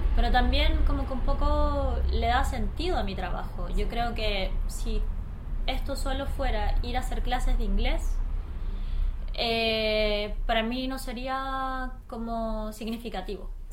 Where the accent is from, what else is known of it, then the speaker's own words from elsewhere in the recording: Chile; also born or lived in Easter Island; yo como chilena